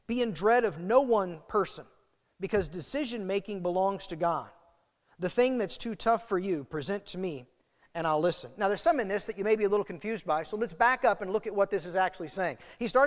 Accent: United States; the celebration that comes from being American, the gratitude and thanksgiving that should be ours because of the place we're born

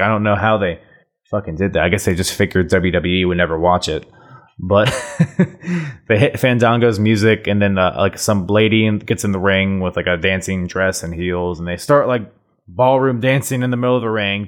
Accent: United States; I'm American

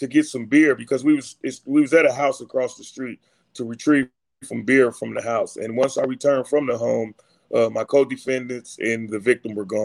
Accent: Gary, Indiana, United States; I was born and raised in Gary, Indiana

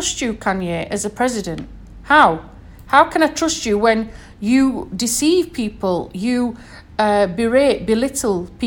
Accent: United Kingdom; moved away; as we say back in the UK

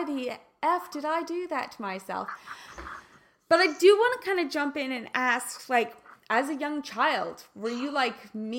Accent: Kansas City, Missouri, United States; moved away as an adult; also born or lived in Los Angeles; I'm from Kansas. Like I'm a KC girl

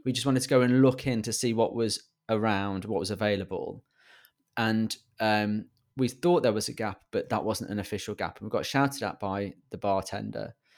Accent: England, United Kingdom; accent: British

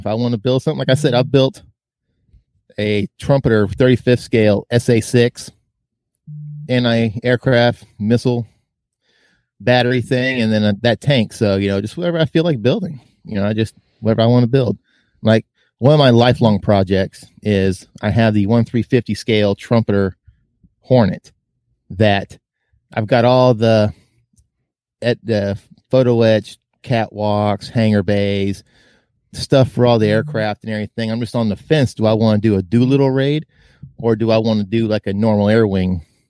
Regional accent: Virginia, United States; as a kid growing up in Virginia

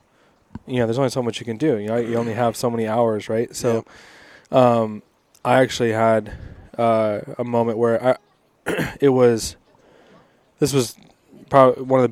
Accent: Spokane, Washington, United States; I'm from Spokane.

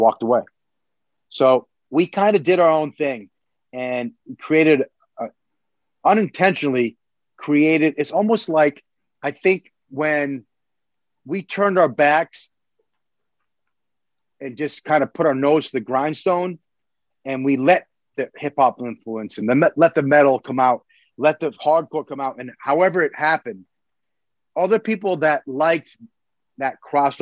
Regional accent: New York, United States; we're from New York.

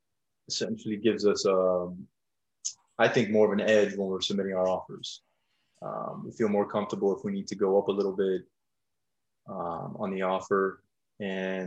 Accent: South Florida, United States; moved away; I'm originally from South Florida.

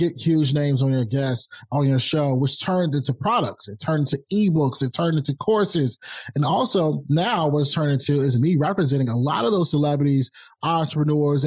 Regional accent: Rocky Mount, North Carolina, United States; I'm a kid from Rocky Mount, North Carolina

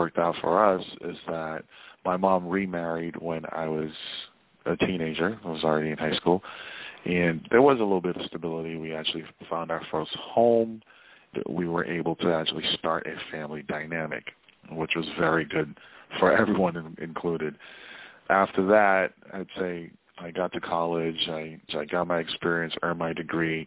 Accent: Boston, Massachusetts, United States; I am from Boston

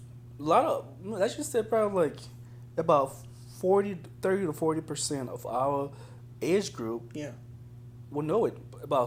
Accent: Liberia; moved away; growing up in Liberia

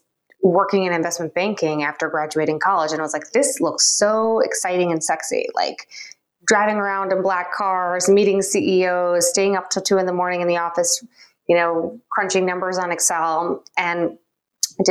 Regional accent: Long Island, New York, United States; also born or lived in Springfield, Illinois; I moved to Long Island, a suburb area of New York City, when I was about 3 and a half, grew up there

